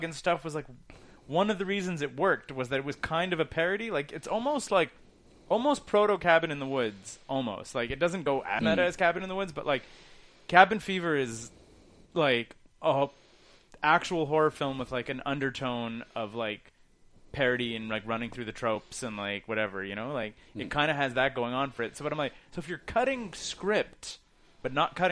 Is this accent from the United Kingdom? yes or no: no; Canada; as a Canadian